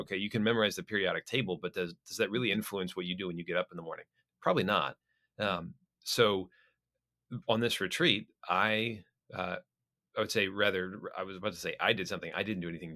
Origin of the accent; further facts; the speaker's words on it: Florida, United States; also born or lived in Minnesota; I was born in Minnesota, but I've spent almost my entire life in Florida